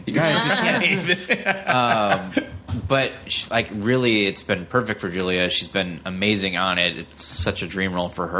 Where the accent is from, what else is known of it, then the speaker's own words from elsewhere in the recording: Okemos, Michigan, United States; moved away; I'm from Okemos, so I'm from Michigan originally, too.